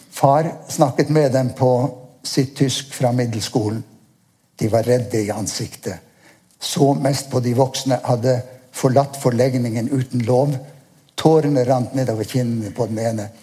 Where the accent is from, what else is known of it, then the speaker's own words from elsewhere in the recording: Nordkapp, Finnmark, Norway; Jeg er født i Nordkapp